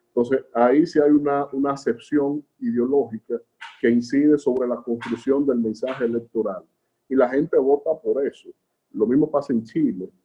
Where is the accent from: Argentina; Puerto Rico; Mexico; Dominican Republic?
Dominican Republic; de un país como República Dominicana, nuestro país